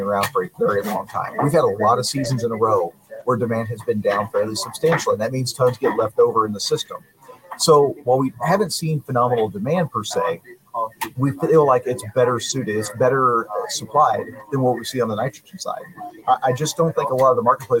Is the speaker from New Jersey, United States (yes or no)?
no; Northwest Missouri, United States; I grew up with this in Northwest Missouri.